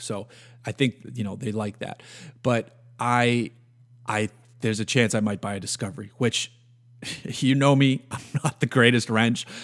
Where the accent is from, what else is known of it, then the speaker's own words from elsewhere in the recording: New England, United States; Growing up in New England on the water